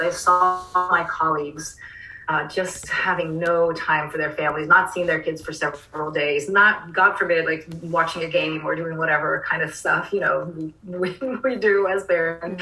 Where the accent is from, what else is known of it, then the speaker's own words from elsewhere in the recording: Rio de Janeiro, Brazil; now in Austin, United States; I'm from Rio